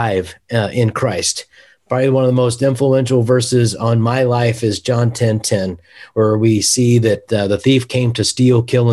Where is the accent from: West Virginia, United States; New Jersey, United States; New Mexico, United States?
West Virginia, United States; now in Kansas City, United States; I'm from West Virginia